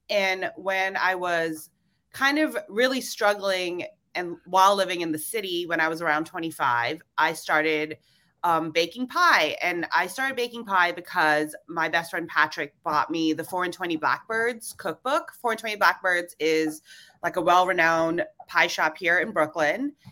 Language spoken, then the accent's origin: English; Hong Kong; also born or lived in Singapore / Indonesia; I was born in Singapore and I grew up in Indonesia and Hong Kong. And then for college, I decided to, you know, really shake things up and move from Hong Kong to Savannah, Georgia.